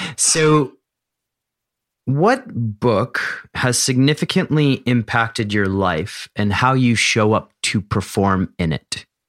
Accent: Philadelphia, Pennsylvania, United States; growing up in Philadelphia

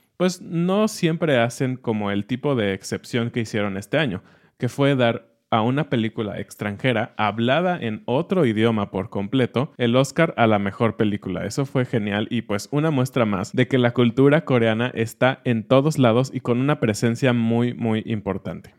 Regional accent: Mexico

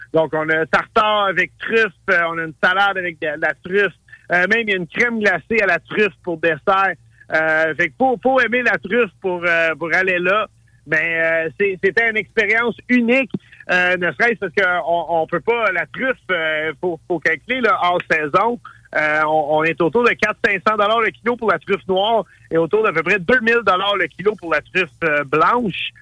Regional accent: Montréal-Est, Quebec, Canada; je viens de Montréal-Est

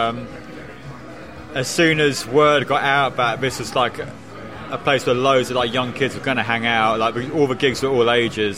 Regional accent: Bushey, East of England, United Kingdom; I grew up in Bushy, which is kind of like a village close to Watford

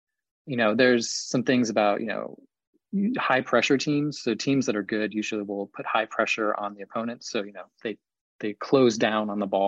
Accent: Columbus, Ohio, United States; I grew up in Columbus

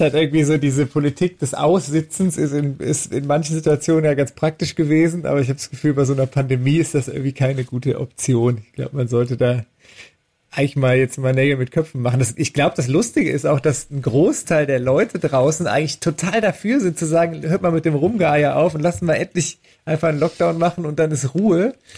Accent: Düren, North Rhine-Westphalia, Germany; moved away; ich komme ja aus Düren, das ist ja eine alte Papiermacherstadt

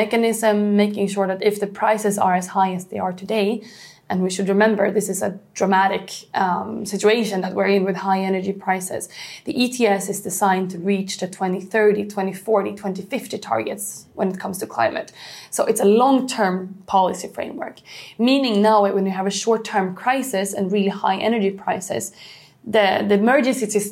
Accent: Sweden; Sweden, for example, my home country

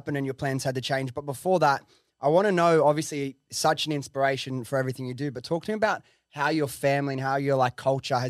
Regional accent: Australia; And like I remember, and it was obviously as an Australian to go there, your dollar goes so far.

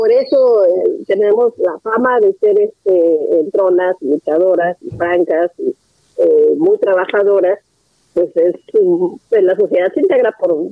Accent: Nuevo León, Mexico; yo soy de Nuevo León

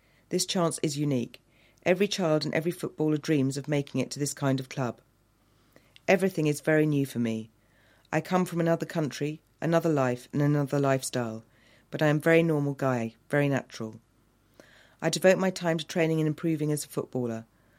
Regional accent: Fray Bentos, Río Negro, Uruguay; now in London, United Kingdom; saw Fray Bentos tinned meat. Can you imagine that? My hometown's name in a British supermarket, 7,000 miles away.

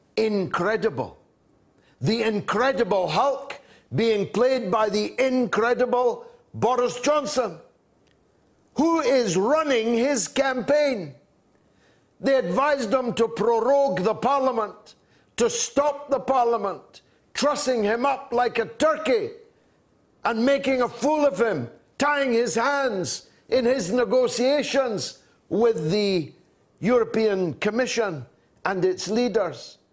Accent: United Kingdom; I'm British

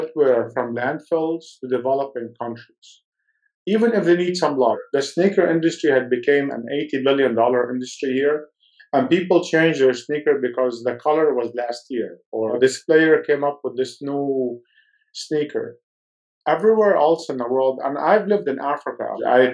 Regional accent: Lebanon; moved away; I was born in Lebanon

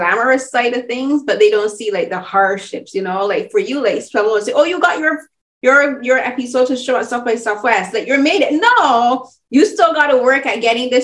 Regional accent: Barbados; I'm from, as I said, I'm from Barbados

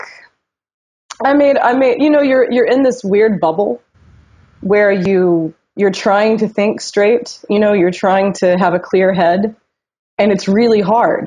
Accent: North Carolina, United States; I grew up in North Carolina, and there wasn't a huge opportunity for a lot of theater and plays

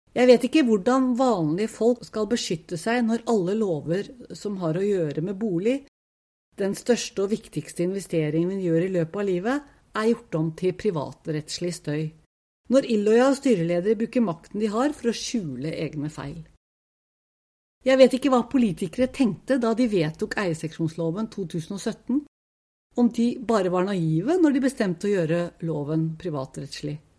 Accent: Oslo, Norway; Jeg vokste opp på Tokerberget. Jeg og søsteren min flyttet hit da vi var bare fire og to år gamle

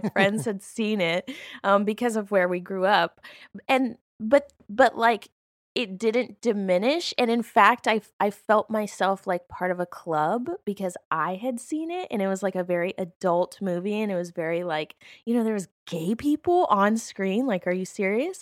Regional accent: Alabama, United States; I grew up in Alabama, uh, which is a very conservative place

